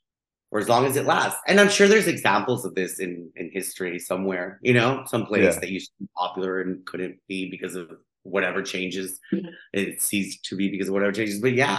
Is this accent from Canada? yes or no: no; Guatemala; first language Spanish; English is a second language; moved away as an adult; now in Miami, United States; I grew up in Guatemala. I went to American schools my whole life. So, you know, and I've lived here for 20 years. I'm now an American citizen.